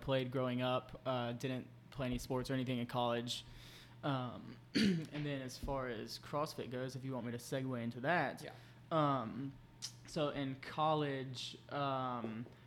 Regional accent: Birmingham, Alabama, United States; I grew up here in Birmingham, Mountain Brook specifically. I've been here my whole life.

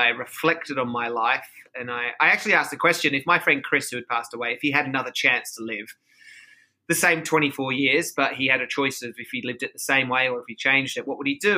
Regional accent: Sydney, New South Wales, Australia; now in Los Angeles, United States; I am from Australia. I'm from Sydney.

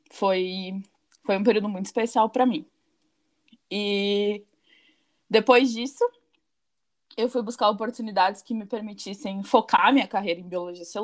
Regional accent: Pelotas, Rio Grande do Sul, Brazil; eu tenho 24 anos, eu também sou gaúcha e eu sou biotecnologista, me formei em 2017 pela Universidade Federal de Pelotas, na minha cidade natal.

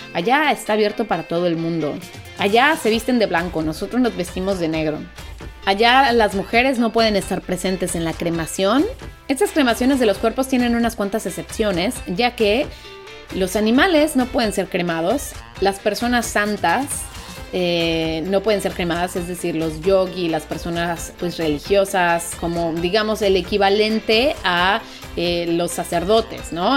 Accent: Mexico; moved away as an adult; also born or lived in Italy; yo soy mexicana y vengo de un país en donde también nos falta cultura para no tirar basura

